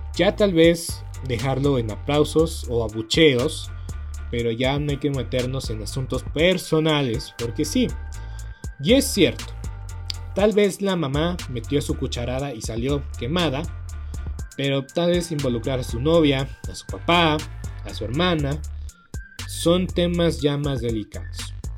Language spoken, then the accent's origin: Spanish; Mexico; somos mexicanos